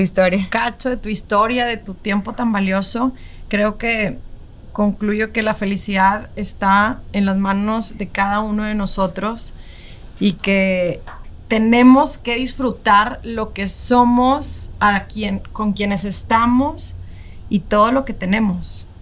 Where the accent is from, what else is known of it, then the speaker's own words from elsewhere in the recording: Mexico; como mexicanos tenemos la actitud